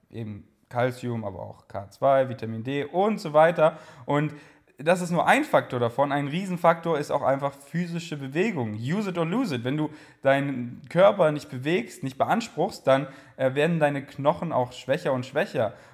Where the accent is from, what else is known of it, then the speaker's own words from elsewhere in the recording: Bavaria, Germany; Ich komme aus Bayern. Soll ich jetzt nur auf Bayerisch reden?